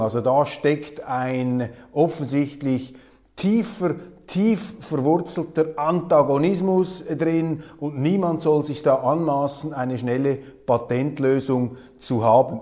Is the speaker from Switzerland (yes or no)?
yes; Switzerland; als Schweizer